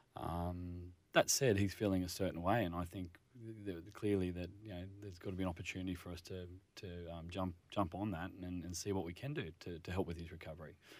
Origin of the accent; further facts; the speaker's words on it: Northern Rivers, New South Wales, Australia; moved away; I'm originally from the Northern Rivers